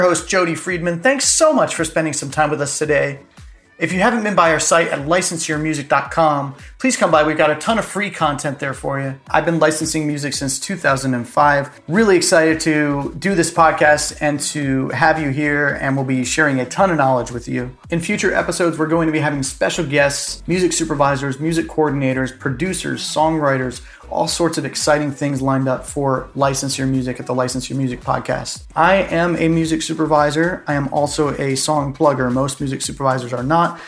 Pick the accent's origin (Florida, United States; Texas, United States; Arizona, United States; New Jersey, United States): Florida, United States; Safety Harbor; moved away as an adult; also born or lived in Atlanta / New York; I grew up in Florida, in Clearwater, Florida, uh, really in a small town there, actually, called Safety Harbor